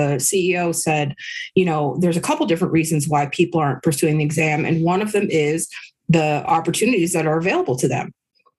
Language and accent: English; San Francisco, California, United States; San Francisco.